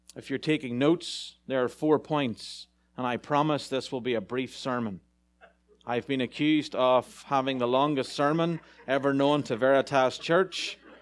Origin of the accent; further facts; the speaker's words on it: Ireland; moved away; As an Irishman in a big town